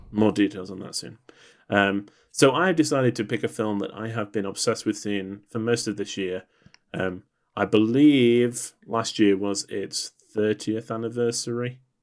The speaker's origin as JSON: {"language": "English", "region": "England", "country": "United Kingdom", "said": "as an Englishman"}